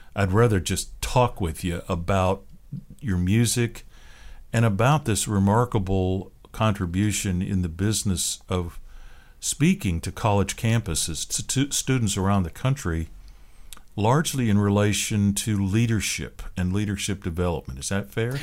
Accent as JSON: {"language": "English", "town": "Seattle", "region": "Washington", "country": "United States", "tie": "born or raised there", "moved": "yes", "said": "I grew up in the Seattle area"}